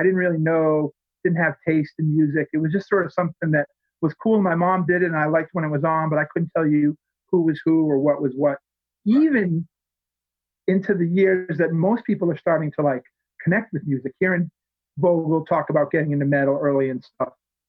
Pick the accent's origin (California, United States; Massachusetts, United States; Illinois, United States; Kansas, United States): Massachusetts, United States; Worcester; also born or lived in Virginia; I grew up in Worcester, which is about 40 miles east of here, west of here. It's the second largest city in Massachusetts. Okay. It's like a mini Boston. Never quite took off like Boston